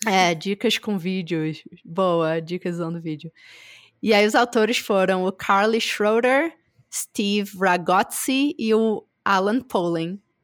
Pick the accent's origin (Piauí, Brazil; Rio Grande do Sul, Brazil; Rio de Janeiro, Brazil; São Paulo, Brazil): Rio de Janeiro, Brazil; moved away; eu sou do Rio